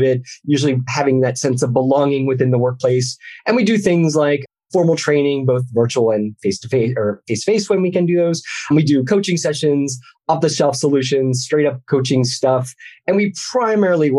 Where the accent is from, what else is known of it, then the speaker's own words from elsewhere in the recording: Philadelphia, Pennsylvania, United States; moved away as an adult; also born or lived in Orlando, Florida / Ohio; I started my life journey in the burbs of Philadelphia. So that was kind of like my main city that I hung out with as a child